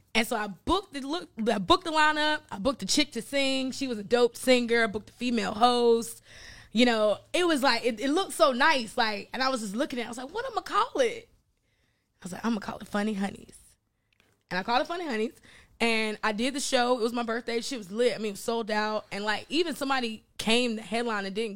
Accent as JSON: {"language": "English", "region": "North Carolina", "country": "United States", "also_born_or_lived": "Florida / New York / Virginia", "moved": "as an adult", "said": "I'm from North Carolina, right? Shout out to Greensboro, North Carolina."}